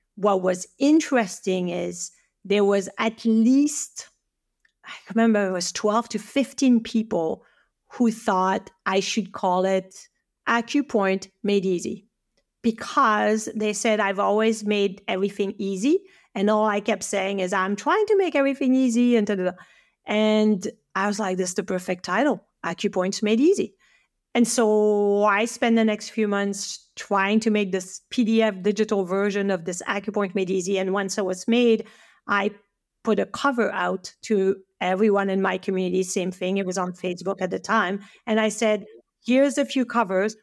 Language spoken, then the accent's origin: English; French Alps, France; English is a second language; moved away as an adult; now in Canada; I'm from the French Alps